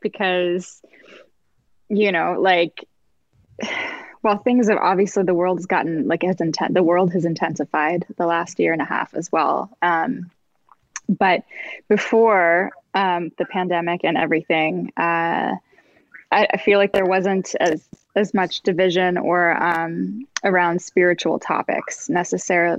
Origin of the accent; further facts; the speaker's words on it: Canada; moved away as an adult; also born or lived in New York / Los Angeles; I'm from like small town Canada